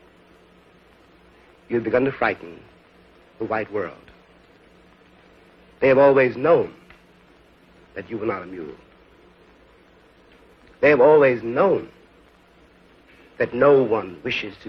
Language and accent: English; New York City, New York, United States; my school really was the streets of New York City.